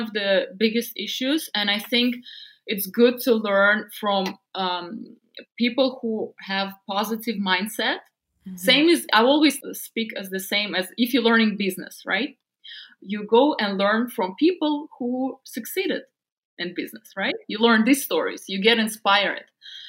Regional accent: Siberia, Russia; English is a second language; Because growing up in Siberia, I couldn't find a lot of things for myself.

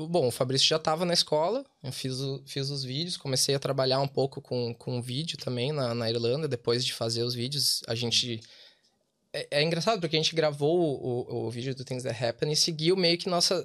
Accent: Porto Alegre, Rio Grande do Sul, Brazil; moved away as an adult; also born or lived in Dublin; now in Wexford, Ireland; nós somos de Porto Alegre

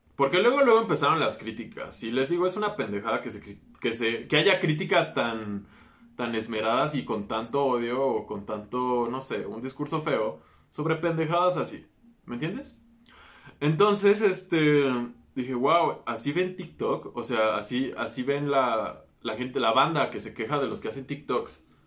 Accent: Mexico

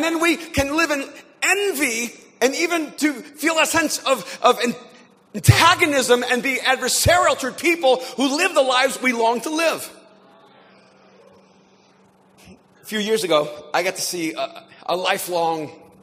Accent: El Salvador; now in Los Angeles, United States; I'm an immigrant from El Salvador to the United States

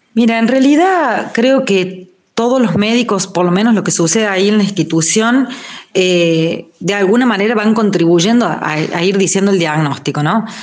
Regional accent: Río Cuarto, Córdoba, Argentina; moved away; yo soy de Río Cuarto, por ejemplo, hace un año y pico que no veo a mi familia de allá

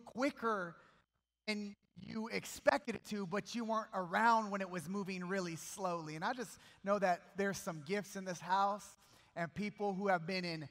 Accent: Bakersfield, California, United States; I'm from Bakersfield, California

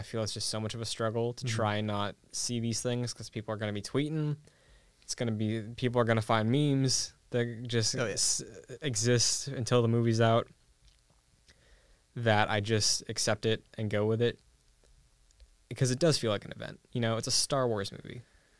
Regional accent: New England, United States; I'm from New England

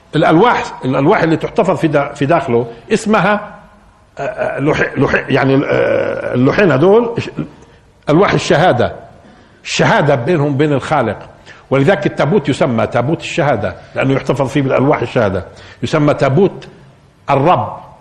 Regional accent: Palestine; احنا كفلسطينيين

